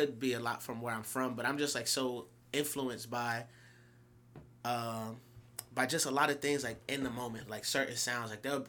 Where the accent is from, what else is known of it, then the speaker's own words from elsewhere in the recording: Camden, New Jersey, United States; moved away as an adult; also born or lived in Orlando, Florida; now in California, United States; I was in Camden until, I think, the sixth grade. Then I moved to Orlando, Florida, up until ninth grade. And I came back to Jersey for high school.